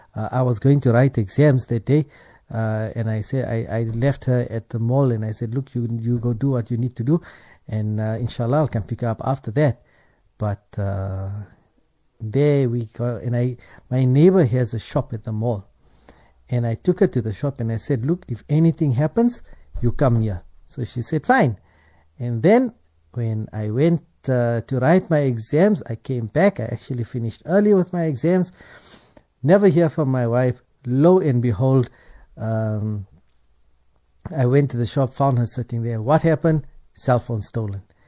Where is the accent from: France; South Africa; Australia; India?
South Africa; for us as South Africans